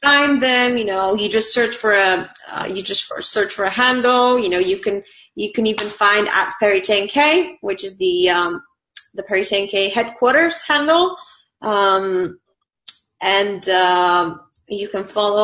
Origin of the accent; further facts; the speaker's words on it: Bulgaria; English is a second language; moved away; I'm from Bulgaria